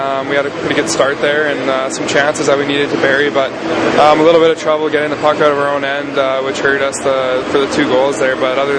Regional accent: Kelowna, British Columbia, Canada; I love going back to the Kelowna area. Lots of snow. It really felt like Christmas, so it was nice to be home.

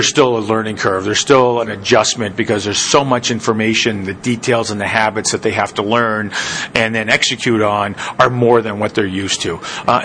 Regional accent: Canada; now in United States; being Canadian now U.S. citizen

